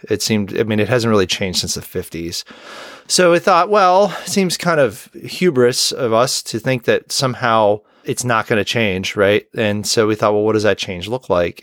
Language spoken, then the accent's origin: English; Rochester, New York, United States; my hometown of Rochester, New York